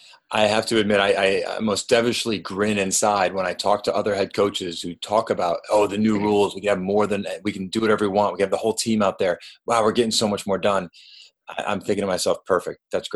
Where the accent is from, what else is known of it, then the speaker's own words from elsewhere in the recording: Lafayette, New York, United States; moved away; also born or lived in Syracuse, New York; I was home up in upstate New York. I grew up in Lafayette